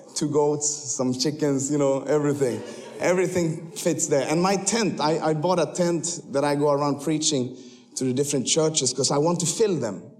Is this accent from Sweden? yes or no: yes; Sweden; moved away as an adult; now in Kenya; you cannot see that I'm from Sweden, but I actually was born there